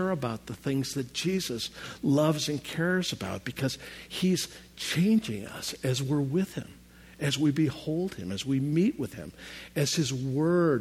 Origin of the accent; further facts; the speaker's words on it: Chicago, Illinois, United States; I'm from Chicago, and there's a gorgeous fountain right along Lake Michigan